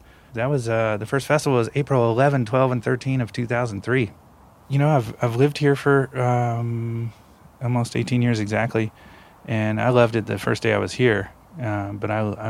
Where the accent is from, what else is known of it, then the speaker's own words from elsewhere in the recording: Louisville, Kentucky, United States; moved away as an adult; also born or lived in Indiana; now in California, United States; I was born and raised in Louisville, Kentucky.